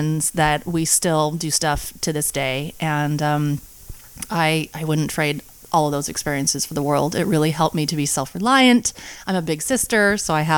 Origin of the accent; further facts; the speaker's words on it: Angwin, California, United States; I grew up in a little town named Angwin, and it's up on the hill